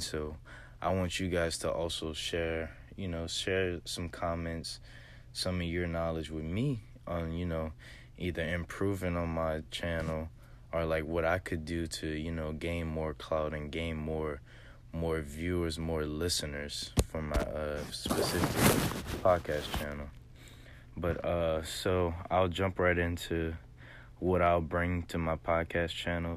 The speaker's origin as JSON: {"language": "English", "town": "Lafayette", "region": "Louisiana", "country": "United States", "said": "I'm actually from Lafayette, Louisiana, real, real small town in Southwest Louisiana"}